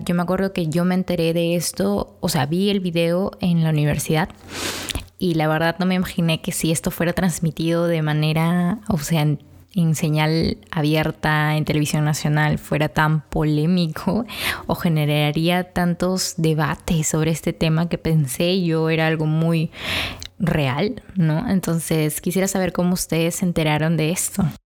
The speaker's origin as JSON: {"language": "Spanish", "country": "Peru", "said": "en nuestro, en nuestro país hay diversidad de lenguas"}